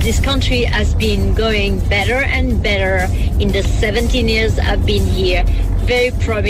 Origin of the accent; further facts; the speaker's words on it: France; moved away as an adult; now in South Africa; I'm French and I've been living in this country for 17 years